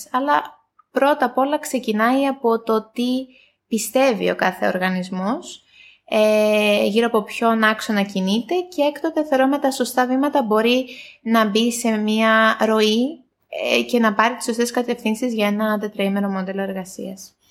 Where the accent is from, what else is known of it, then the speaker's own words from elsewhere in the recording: Greece; moved away as an adult; now in Cyprus; εγώ είμαι από Ελλάδα, έχω έρθει τα τελευταία τρία χρόνια Κύπρο